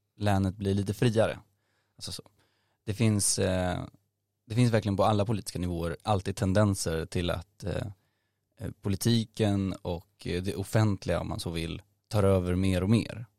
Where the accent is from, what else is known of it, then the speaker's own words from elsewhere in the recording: Nacka, Stockholm County, Sweden; jag är från Stockholm, eh, född i Stockholms stad, eh, men uppvuxen i Nacka framförallt, där jag bor nu också